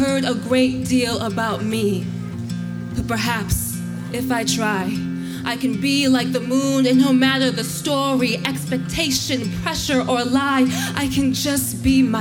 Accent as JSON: {"language": "English", "town": "Los Angeles", "region": "California", "country": "United States", "said": "I'm from Los Angeles"}